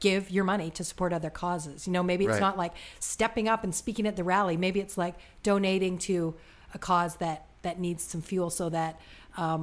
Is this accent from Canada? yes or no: yes; Canada; I'm a Canadian. I'm not an American citizen